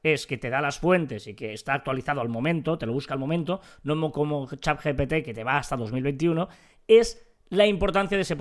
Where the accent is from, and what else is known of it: Catalonia, Spain